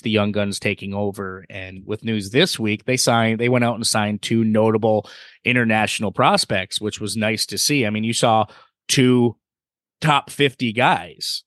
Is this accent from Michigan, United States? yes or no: yes; Michigan, United States; Steve and I, we, we're from Michigan